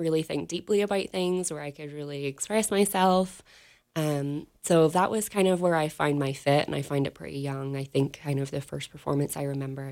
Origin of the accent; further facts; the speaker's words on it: Northern Ireland, United Kingdom; moved away as an adult; also born or lived in England / California; now in Wyoming, United States; I'm originally from Northern Ireland, so I started my career there